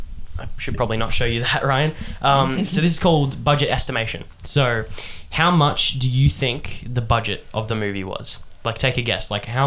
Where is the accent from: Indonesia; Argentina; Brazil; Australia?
Australia; We're from Australia